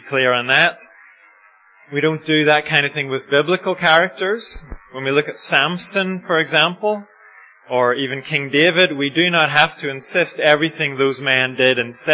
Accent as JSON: {"language": "English", "country": "Ireland", "said": "I'm Irish"}